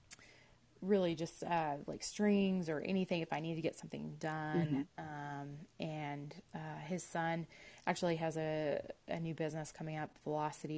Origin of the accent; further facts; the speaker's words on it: San Diego, California, United States; moved away as an adult; now in Colorado Springs, United States; I grew up in San Diego, so actually a SoCal girl, and we didn't move to Colorado till 2004